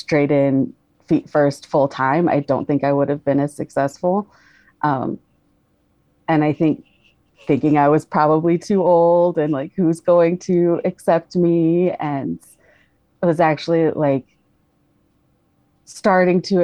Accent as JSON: {"language": "English", "region": "Colorado", "country": "United States", "tie": "born or raised there", "said": "moved back to my home state of Colorado"}